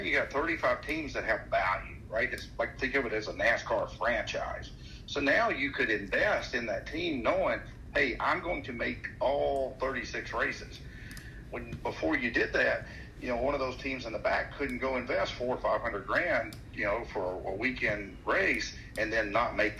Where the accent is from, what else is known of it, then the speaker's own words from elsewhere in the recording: Tennessee, United States; I grew up in Tennessee